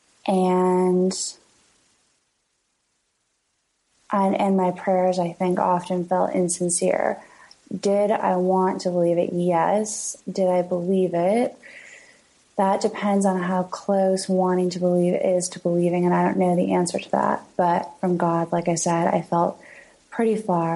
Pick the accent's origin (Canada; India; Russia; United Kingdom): Canada; London, Ontario; moved away as an adult; also born or lived in Kingston, Ontario / Toronto; now in New York, United States; where I'm from is London, Ontario, which is 2 hours away from Toronto. And I also spent 7 years growing up in Kingston